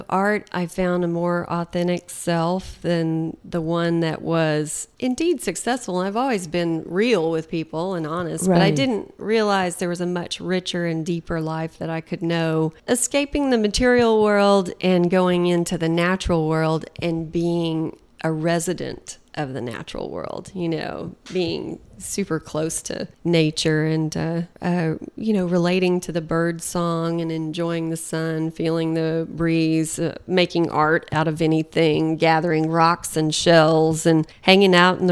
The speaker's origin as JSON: {"language": "English", "town": "Austin", "region": "Texas", "country": "United States", "tie": "born or raised there", "also_born_or_lived": "Johnson City, Texas", "said": "I was raised in Austin, Texas"}